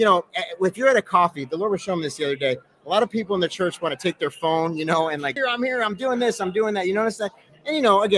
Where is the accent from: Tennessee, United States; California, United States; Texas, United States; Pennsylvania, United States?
Tennessee, United States; Nashville; I mean, I come from Nashville, you know, there's like literally like a coffee shop on every corner.